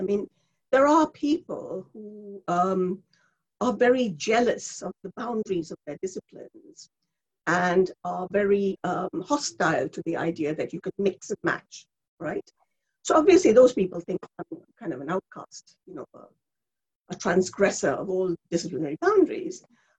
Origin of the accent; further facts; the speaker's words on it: India; English is a second language; moved away as an adult; also born or lived in Bangladesh; now in United Kingdom; I was born in India and brought up in India and Bangladesh, and I came here to do my first degree, my undergraduate degree.